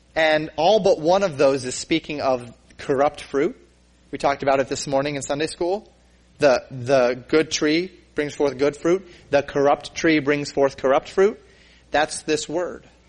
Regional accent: Colorado, United States; growing up in Colorado

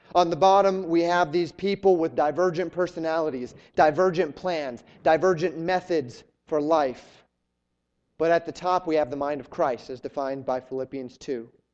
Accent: Colorado, United States; moved away as an adult; also born or lived in Florida; I'm a Western guy. I grew up in Colorado.

